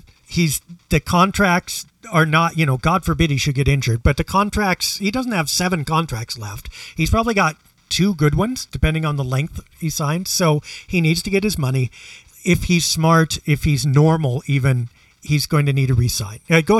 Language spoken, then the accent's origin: English; Portland, Oregon, United States; I come from Portland.